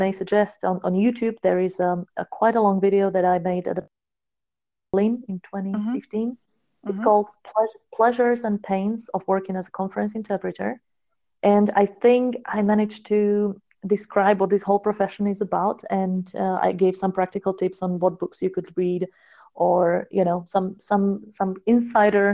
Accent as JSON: {"language": "English", "country": "Slovakia", "tie": "born or raised there", "first_language": "Slovak", "second_language": "English", "said": "I come from a very small town, so there were no people speaking other languages than Slovak around me ever"}